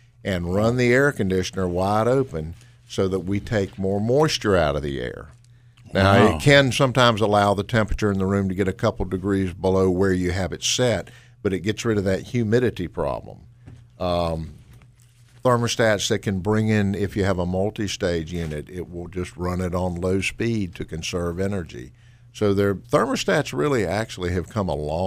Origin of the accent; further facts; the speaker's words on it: Winston-Salem, North Carolina, United States; I grew up in Winston-Salem. I'm one of the few North Carolinian natives you've probably ever met.